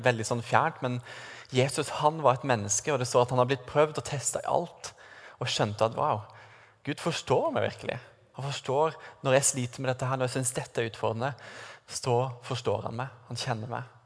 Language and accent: Norwegian; Sørlandet, Norway; moved away; siden jeg kommer fra Sørlandet, hvor noen hevder at vi har en sånn grammatisk feil i språket vårt